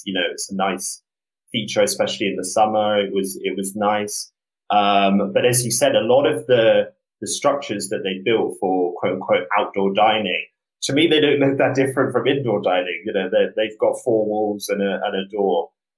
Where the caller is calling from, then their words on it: New York City, New York, United States; So I'm calling from Brooklyn, New York, calling from my apartment.